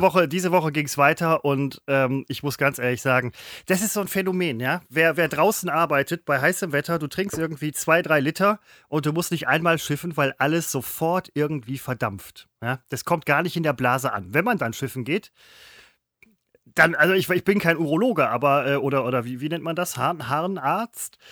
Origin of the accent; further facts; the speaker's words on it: Essen, North Rhine-Westphalia, Germany; ich bin Essener